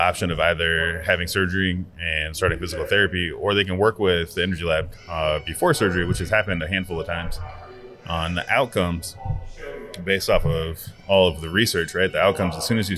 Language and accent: English; Nebraska, United States; moved away as an adult; also born or lived in Kansas City / Taiwan; I grew up in Nebraska